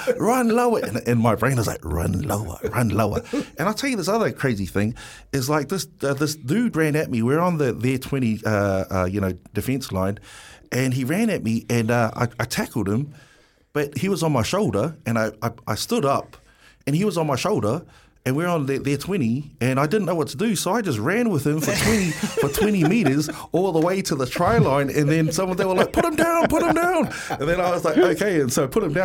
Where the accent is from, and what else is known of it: Wellington, New Zealand